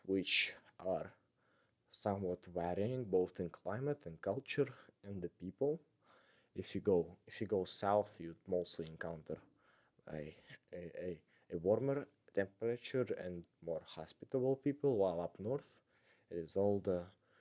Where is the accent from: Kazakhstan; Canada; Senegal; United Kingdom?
Kazakhstan; Almaty; moved away as an adult; I come from Kazakhstan, the city of Almaty